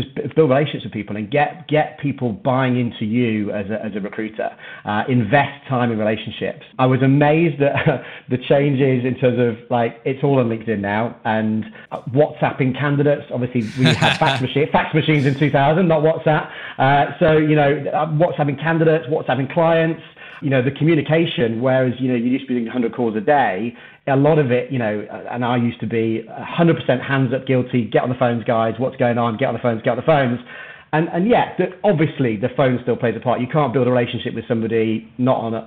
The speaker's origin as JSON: {"language": "English", "town": "Manchester", "region": "North West England", "country": "United Kingdom", "tie": "born or raised there", "also_born_or_lived": "Birmingham", "moved": "yes", "said": "Manchester was my hometown, it's where I grew up"}